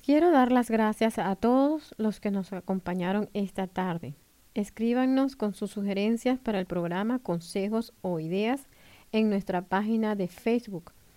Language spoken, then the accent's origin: Spanish; Venezuela; now in Bloomington, United States; chévere decimos los venezolanos. Soy de Venezuela